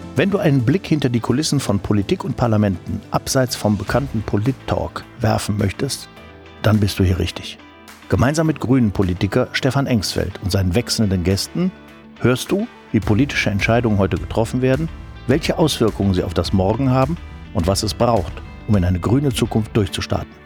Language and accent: German; Düsseldorf, North Rhine-Westphalia, Germany; also born or lived in Duisburg; ich bin Duisburg geboren. Ne? Ich bin eigentlich Ruhrgebietskind, aber auch sehr, sehr schnell nach Düsseldorf